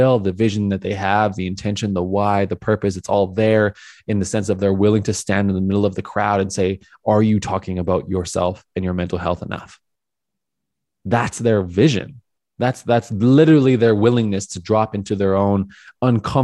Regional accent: Calgary, Alberta, Canada; moved away; move back to my hometown of Calgary for a short term

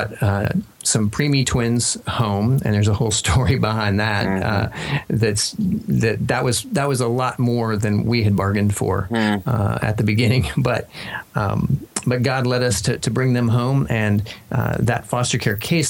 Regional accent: Kansas, United States; moved away as an adult; also born or lived in Denver; We grew up in Kansas.

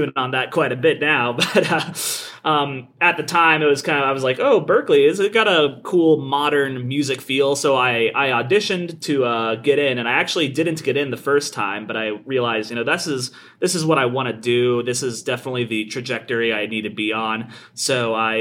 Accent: Kansas, United States; I'm from Kansas, actually, and I went to the University of Kansas

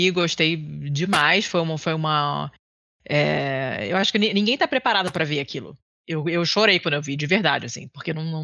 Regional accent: Rio de Janeiro, Brazil; Eu sou carioca, e, então conheço bem, já tive várias vezes

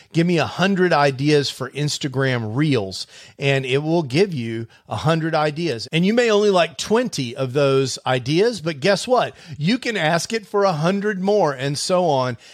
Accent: Houston, Texas, United States; when I was a kid growing up in Houston

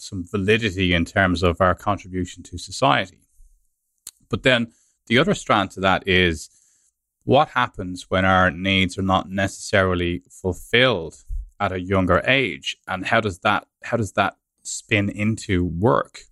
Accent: Ireland; moved away as an adult; also born or lived in London

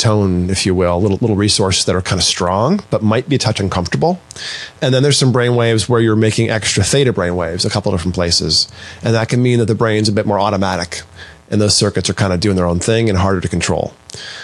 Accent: Maine, United States; I grew up in Maine

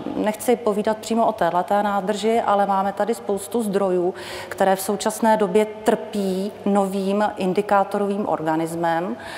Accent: South Bohemian Region, Czechia; Jsem z Jižních Čech, který pocházím

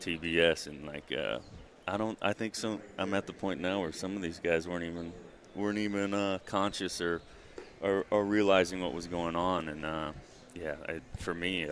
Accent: Cypress, Texas, United States; moved away; Growing up in Texas

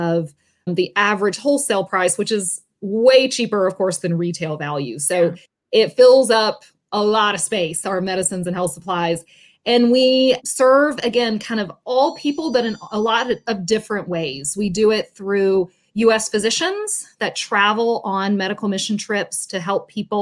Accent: Atlanta, Georgia, United States; moved away as an adult; now in Tampa, United States; I grew up in the Atlanta area. I now live in Tampa, Florida.

